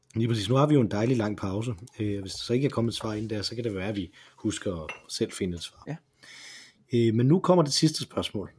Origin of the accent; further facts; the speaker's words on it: Aarhus, Central Denmark Region, Denmark; da jeg var ung i Aarhus